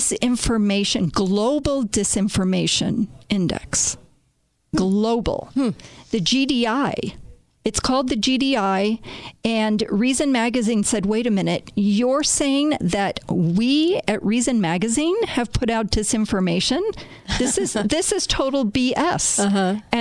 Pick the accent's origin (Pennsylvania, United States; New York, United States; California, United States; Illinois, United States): Illinois, United States; Chicago; I was born and raised in Chicago, and my grandparents were immigrants there